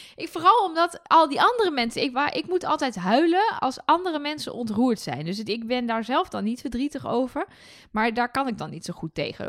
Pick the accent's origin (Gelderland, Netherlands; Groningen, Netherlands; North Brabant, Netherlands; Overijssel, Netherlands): Overijssel, Netherlands; Twente; ik zeg bijvoorbeeld dat het raam los moet, want ik kom uit Twente